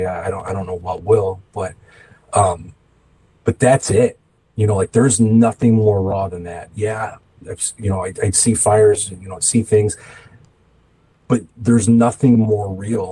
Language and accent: English; Calumet City, Illinois, United States; I grew up in Calumet City for the most part, kind of transient for a little bit of my life, you know, moving around with my family when they split up